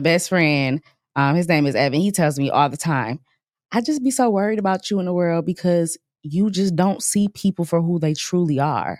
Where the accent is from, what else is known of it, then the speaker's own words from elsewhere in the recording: Grand Rapids, Michigan, United States; moved away as an adult; now in Dallas, United States; I was born in Grand Rapids